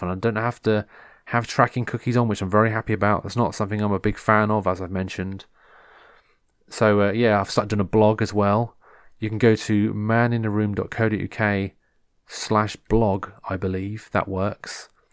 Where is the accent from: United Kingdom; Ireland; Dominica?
United Kingdom; England; I'm English.